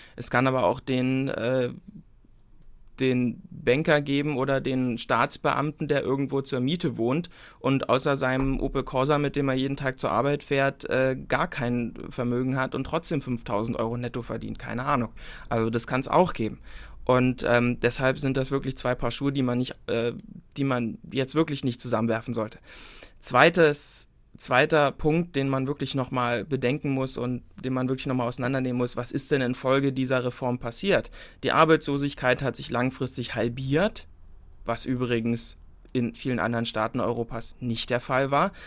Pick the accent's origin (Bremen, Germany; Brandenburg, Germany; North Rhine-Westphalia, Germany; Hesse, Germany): Brandenburg, Germany; Senftenberg; bei uns in Senftenberg